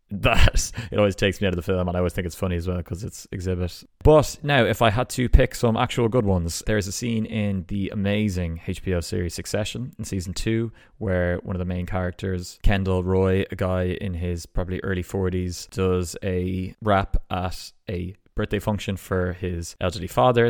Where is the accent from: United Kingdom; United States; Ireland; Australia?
Ireland; Ballsbridge, Leinster; accent: Ballsbridge twang; my accent